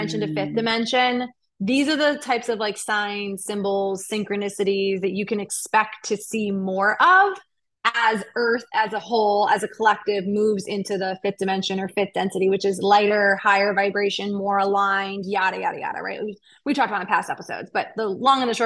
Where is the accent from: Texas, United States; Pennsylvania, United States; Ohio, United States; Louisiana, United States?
Ohio, United States; Cleveland; moved away; I'm from Cleveland originally